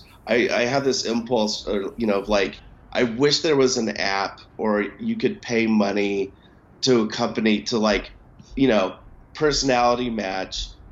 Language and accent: English; Montana, United States; I grew up in Montana, so there's a ton of hunting